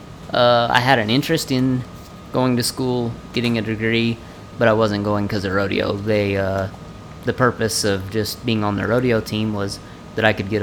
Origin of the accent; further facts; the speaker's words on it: Clayton, New Mexico, United States; I was born and raised in New Mexico.